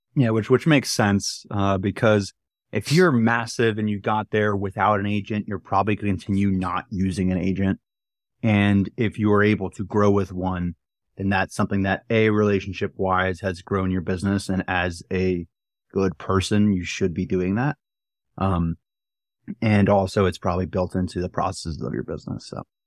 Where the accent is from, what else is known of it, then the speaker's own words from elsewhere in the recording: New Jersey, United States; moved away; I am back in my hometown. I'm in my childhood room